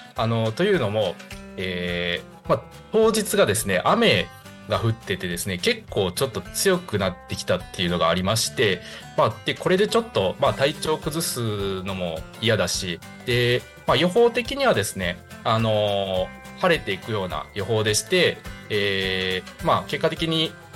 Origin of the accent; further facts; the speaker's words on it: Higashikagawa, Kagawa, Japan; 地元香川県東かがわ市を深く愛する男